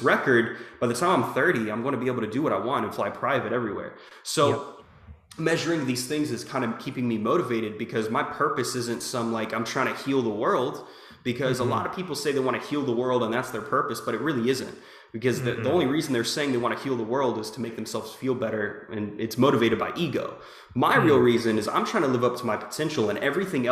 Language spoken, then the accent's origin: English; Jacksonville, Florida, United States; also born or lived in California; now in Little Rock, United States; I'm from Jacksonville, Florida. I'm living in Little Rock, Arkansas right now